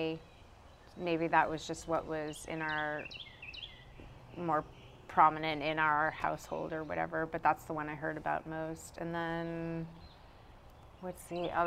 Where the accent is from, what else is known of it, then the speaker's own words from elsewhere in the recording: Brunswick, Maine, United States; now in Durham, United States; I was born in Brunswick, Maine